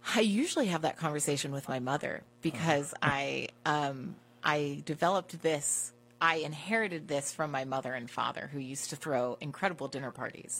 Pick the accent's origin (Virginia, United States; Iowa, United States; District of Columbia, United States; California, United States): District of Columbia, United States; Washington; I grew up in Washington, D.C.